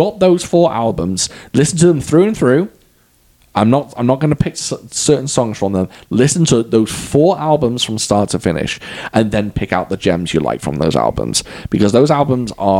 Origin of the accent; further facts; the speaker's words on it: Wales, United Kingdom; I'm Welsh